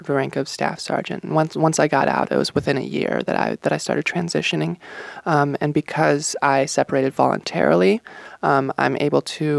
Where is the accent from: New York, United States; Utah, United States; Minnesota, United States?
Minnesota, United States; Rochester; also born or lived in Denver, Colorado; I grew up in Rochester. I would call that my hometown. I spent my childhood in Denver, but I would call Rochester my hometown. That's where I those were my formative years